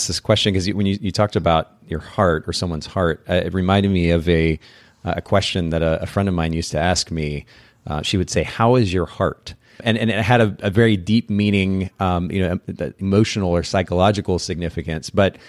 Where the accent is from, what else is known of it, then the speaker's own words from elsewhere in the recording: Japan; It carries a certain color that reminds me of the Japanese language. I grew up in Japan